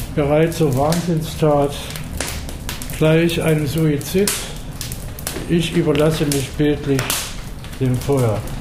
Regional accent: Leipzig, Saxony, Germany; auch wenn Leipzig meine Heimat

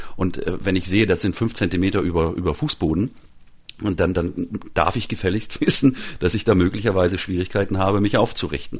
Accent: Northern Germany, Germany; ich bin ja selber Norddeutscher

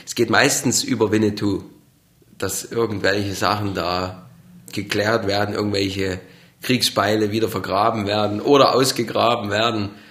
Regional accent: Burgau, Saxony, Germany; accent: Saxon; Ich komme aus Burgau in Sachsen

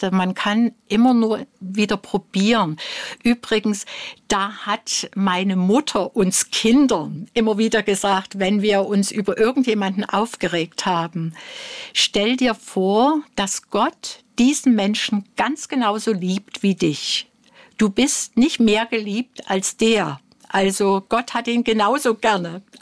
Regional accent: East Germany, Germany; Nee, also äh, nun muss ich sagen, ich bin ein Kind der DDR also

